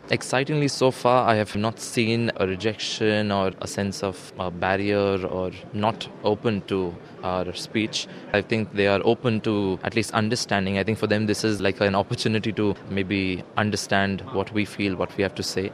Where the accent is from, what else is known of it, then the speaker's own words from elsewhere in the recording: India; I'm from India. I'm 25.